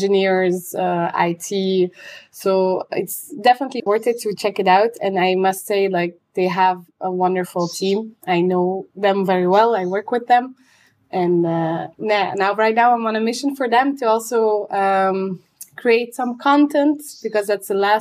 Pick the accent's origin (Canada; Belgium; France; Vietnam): Belgium; Antwerp, Flanders; I'm from Antwerp